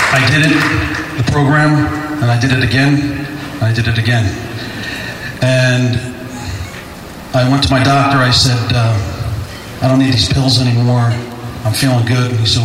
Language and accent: English; Jersey City, New Jersey, United States; Jersey City.